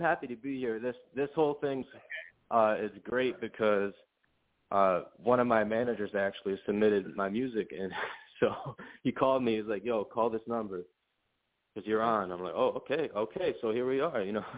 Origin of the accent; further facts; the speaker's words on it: Connecticut, United States; also born or lived in Miami; you're catching me calling from Connecticut, actually, which is where I was is where I was born and raised